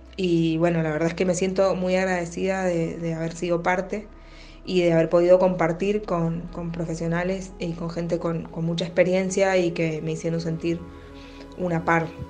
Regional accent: Mendoza, Argentina; soy actriz de Mendoza

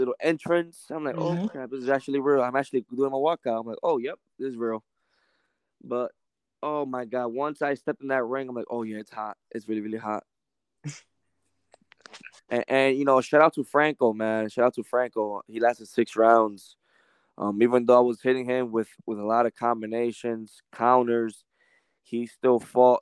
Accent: New York, United States; now in Indiana, United States; I'm from New York

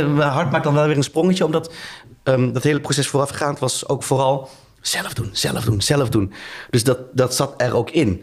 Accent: Tiel, Gelderland, Netherlands; moved away as an adult; now in Rotterdam, Netherlands; ik ben opgegroeid in Tiel

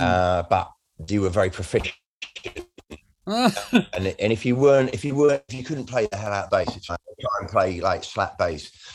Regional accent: Redhill, South East England, United Kingdom; also born or lived in Bromley; I was born in Bromley, but I, did, I grew up in Red Hill in Surrey

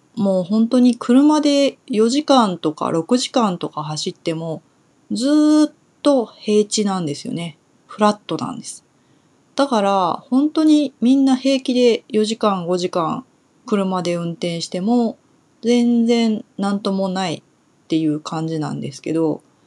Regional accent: Kyushu, Kumamoto, Japan; accent: Kumamoto dialect; moved away as an adult; also born or lived in Tokyo; 九州の熊本の出身なので、えー、私の元々の言葉は熊本弁です

